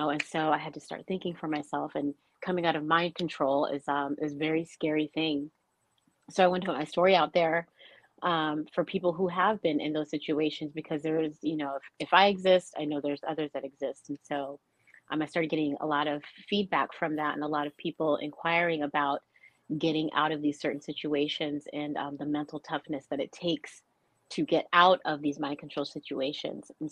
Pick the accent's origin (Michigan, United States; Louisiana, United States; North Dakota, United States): North Dakota, United States; I grew up in an Air Force family, and, and I grew up in North Dakota uh, most of my childhood and in, in, high school years.